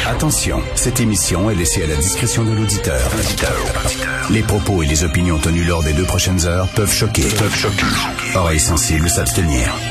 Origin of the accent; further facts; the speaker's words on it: Quebec, Canada; Les, les Québécois, on est curieux